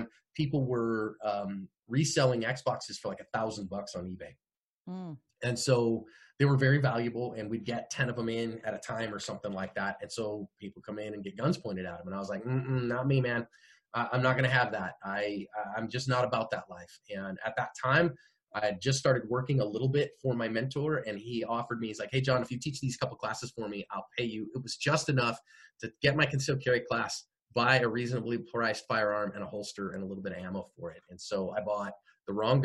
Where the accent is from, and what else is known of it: Bay Area, California, United States; born or raised there; moved away as an adult; also born or lived in Phoenix